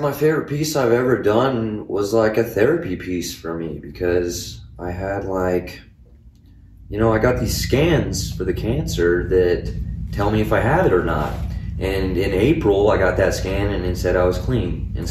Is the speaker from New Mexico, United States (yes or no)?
yes; Clovis, New Mexico, United States; From Clovis, brother.